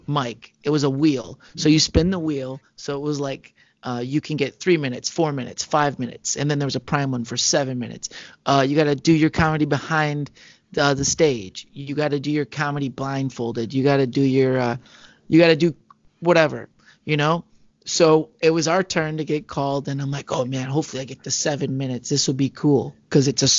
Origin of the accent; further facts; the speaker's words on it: Michigan, United States; We're both from Michigan